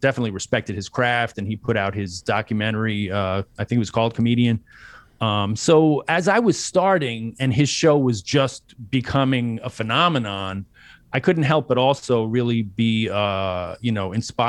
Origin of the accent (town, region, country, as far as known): New York City, New York, United States; born or raised there